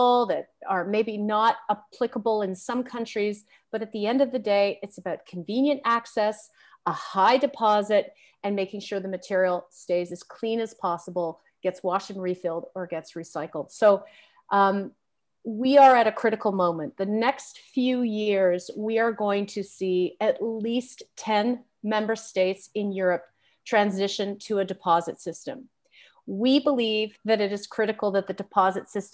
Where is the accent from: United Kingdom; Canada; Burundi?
Canada; As a Canadian